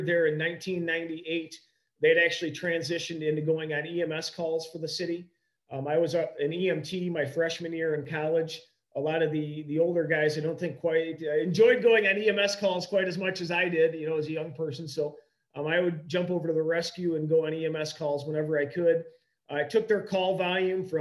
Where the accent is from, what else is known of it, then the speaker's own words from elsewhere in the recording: Sublette, Illinois, United States; moved away as an adult; also born or lived in Macomb, Illinois / Rockford, Illinois; I was able to move home back to my hometown of Sublette in 2012